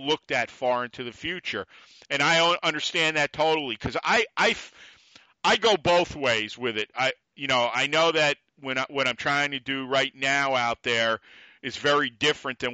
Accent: New York, United States; I'm a New Yorker

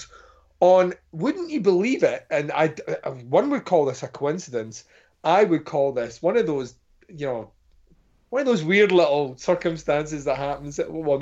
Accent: Scotland, United Kingdom; I am Scottish

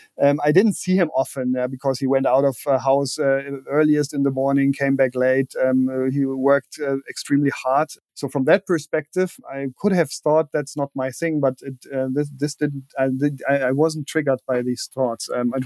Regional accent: Berlin, Germany; English is a second language; That's right. I was actually 12 when the wall came down. So the first couple of years, I still remember being isolated

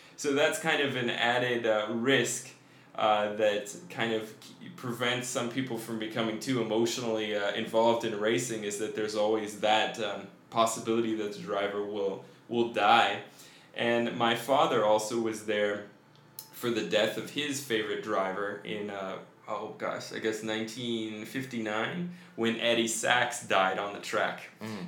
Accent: Colorado, United States; I grew up in Colorado

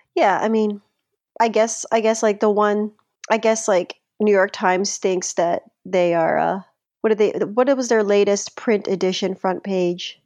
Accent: Philippines; as a Filipino

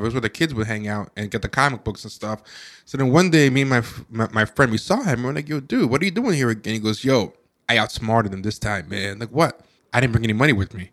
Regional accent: New York City, New York, United States; also born or lived in Buffalo; we're from New York City

